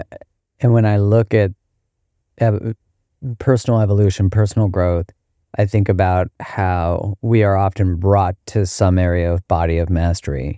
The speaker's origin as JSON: {"language": "English", "country": "Canada", "said": "in Canada, we had these, like, badges"}